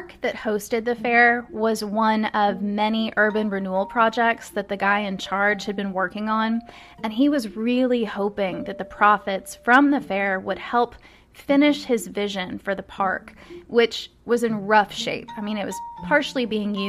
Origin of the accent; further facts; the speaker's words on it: Louisville, Kentucky, United States; my hometown